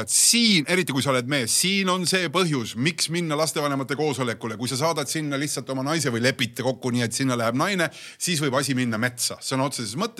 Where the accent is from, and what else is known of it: Tallinn, Harju County, Estonia